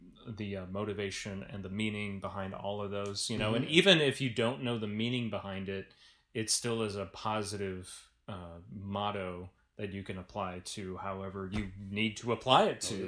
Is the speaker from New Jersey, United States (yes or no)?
no; Manteno, Illinois, United States; born or raised there